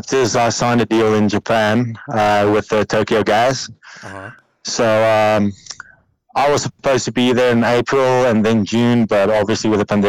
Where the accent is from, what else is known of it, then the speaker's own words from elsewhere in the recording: Parys, Free State, South Africa; I'm back home. I'm in Parys, in my hometown.